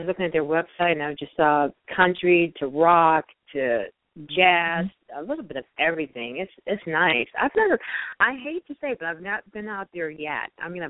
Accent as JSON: {"language": "English", "town": "Detroit", "region": "Michigan", "country": "United States", "tie": "born or raised there", "said": "Oh, Detroit. Yes."}